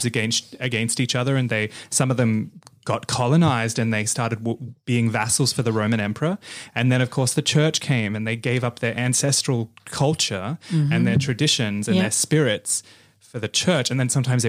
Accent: Bali, Indonesia; born there; Because I'm half Balinese. I wasn't born in this country. I was born in Bali, and we have a very similar thing.

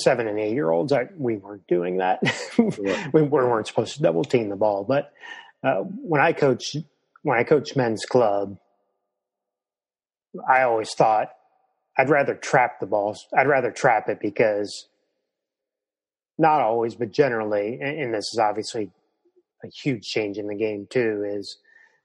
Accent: Cleveland, Ohio, United States; I grew up in the Cleveland area

